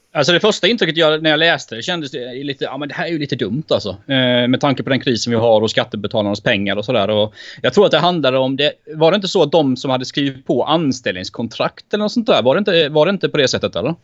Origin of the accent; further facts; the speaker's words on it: Växjö, Kronoberg County, Sweden; moved away; jag är från Växjö från början.